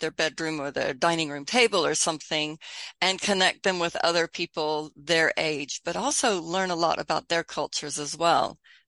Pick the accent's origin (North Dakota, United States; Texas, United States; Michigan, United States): Texas, United States; also born or lived in United Kingdom; I have this funny accent where I would say hello because I lived in Britain a long time, but I grew up in Texas and I'm there now, so I'd also say howdy.